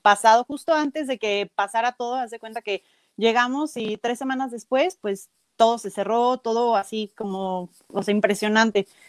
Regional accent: Celaya, Guanajuato, Mexico; yo soy de Celaya, he estado viviendo pues toda, prácticamente toda mi vida

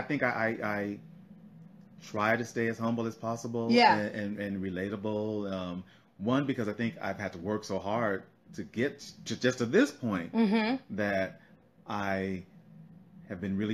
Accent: Denver, Colorado, United States; moved away as an adult; now in Los Angeles, United States; I was born in Denver, Colorado

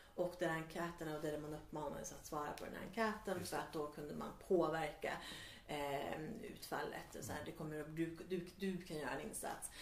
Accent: Värmland, Sweden; now in Stockholm, Sweden; jag växte upp i Värmland

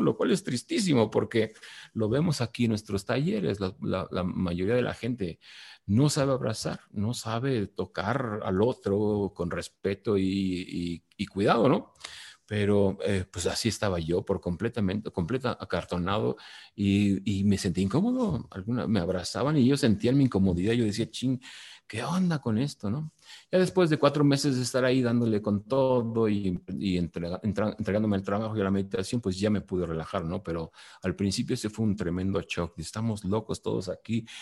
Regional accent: Mexico; also born or lived in Mexico City; now in Valle de Bravo, Mexico; yo no hice nada para ser mexicano, soy mexicano por una cuestión aleatoria geográfica

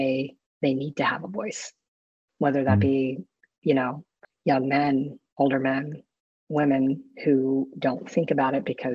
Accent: Florida, United States; now in Austin, United States; I grew up with a grandfather who was deeply into the Baptist church growing up in Florida

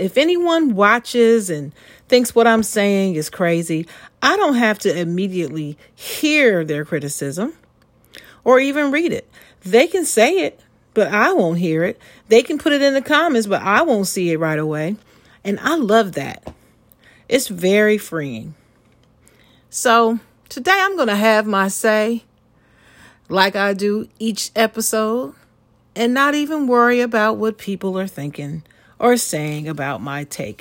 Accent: Dayton, Ohio, United States; raised in my hometown of Dayton, Ohio

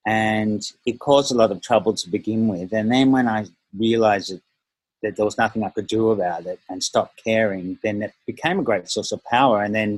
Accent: Melbourne, Victoria, Australia; also born or lived in Malaysia / Northern Beaches, Australia; I lived in Malaysia for a few years, and we settled in Melbourne when I was 10, lived there until I was 14, and then moved to Northern Beaches, New South

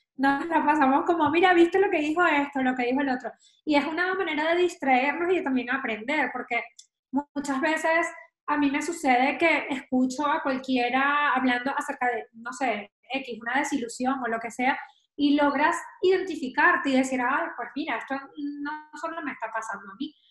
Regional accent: Venezuela; moved away as an adult; now in Madrid, Spain; vivo en Madrid, soy venezolana, llevo unos cuantos años por acá

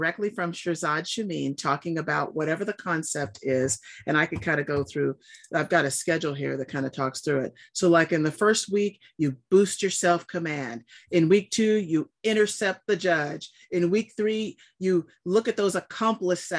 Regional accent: Southern California, United States; I grew up in Southern California near all the beaches

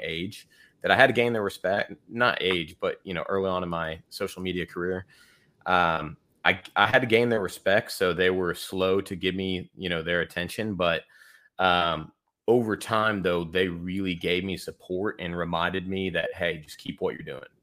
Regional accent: Houston, Texas, United States; now in Austin, United States; we grew up in Houston, uh, in the suburbs of Houston.

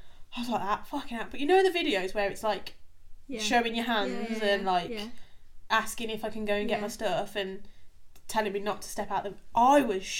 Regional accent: England, United Kingdom; accent: English; You can tell by our accents we're English.

